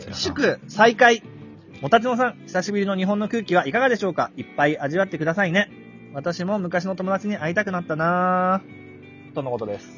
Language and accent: Japanese; Malaysia; moved away as an adult; also born or lived in Japan; now in Thailand; マレーシアで育って、で、その十年間、大学は日本に行って、そっから十年間日本にいましたけど、今こうしてタイにいて